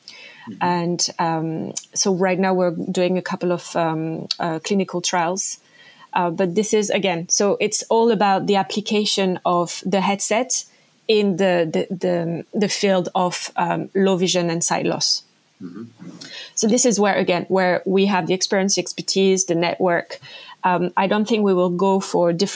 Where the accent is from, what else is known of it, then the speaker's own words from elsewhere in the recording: French Polynesia; moved away; I come from French Polynesia, like a small island called Tahiti.